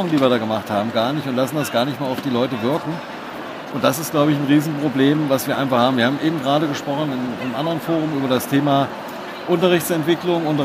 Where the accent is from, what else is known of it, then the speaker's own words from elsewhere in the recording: Hesse, Germany; Sie sind Schülervertreterin, ich bin auch aus Hessen.